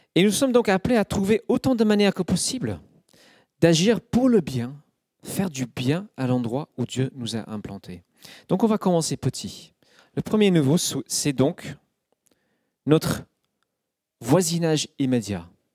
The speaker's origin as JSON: {"language": "French", "country": "United Kingdom", "second_language": "French", "moved": "yes", "lives_now": "France", "said": "Je suis citoyen du Royaume-Uni et non pas encore de la France. Je suis un étranger"}